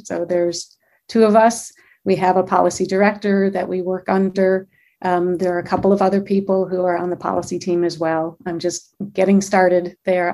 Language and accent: English; Michigan, United States; now in Glendale, United States; I'm born and raised in Michigan